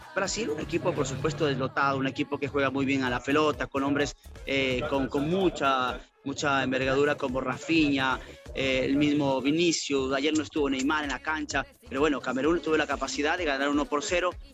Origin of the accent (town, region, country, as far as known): Ecuador